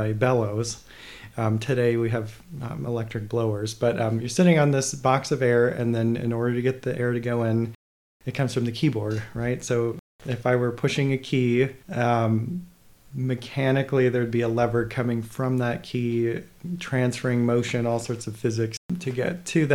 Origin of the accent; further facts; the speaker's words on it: Minnesota, United States; also born or lived in Phoenix, Arizona; now in Oklahoma, United States; I am originally from Minnesota, born and raised there, but I've just moved here from Phoenix, Arizona